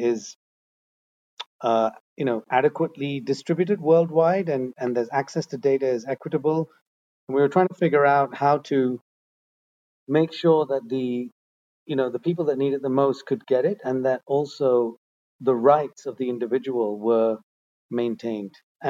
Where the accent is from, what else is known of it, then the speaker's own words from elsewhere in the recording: Netherlands; moved away as an adult; also born or lived in India / Asia; I was born in India, but I moved to the Netherlands when I was five. So I'm actually Dutch. Spent most of my life in Holland. Grew up in the Netherlands